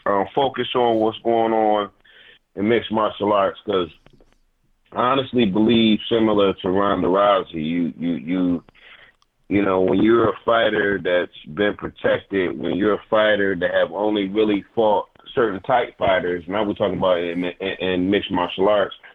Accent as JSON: {"language": "English", "town": "Detroit", "region": "Michigan", "country": "United States", "tie": "born or raised there", "also_born_or_lived": "Inkster, Michigan", "said": "I was born in Detroit, um, I grew up partially, you know, in Inkster because that's where all my family is from. But I'm from Detroit. I went to high school in Detroit"}